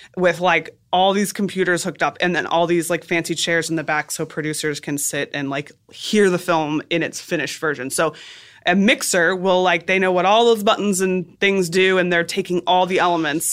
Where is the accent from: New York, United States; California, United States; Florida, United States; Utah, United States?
Florida, United States; South; moved away as an adult; also born or lived in Boston; South Florida.